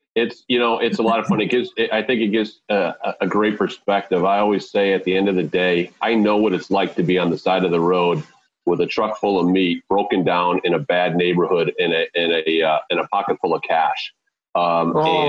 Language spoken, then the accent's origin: English; Wheaton, Illinois, United States; also born or lived in Southern California; we landed in Wheaton, Illinois, in the early 1970s, and that's where I was really raised.